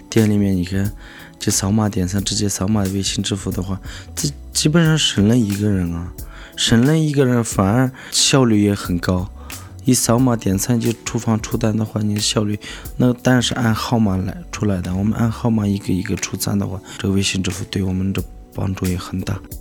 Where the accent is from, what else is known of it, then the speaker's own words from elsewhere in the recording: Hualong, Qinghai, China; moved away as an adult; now in Shenzhen, China; 我来自青海花轮的一个小山村。嗯，来深圳已经是十多年了，我是零六年的八月份到深圳的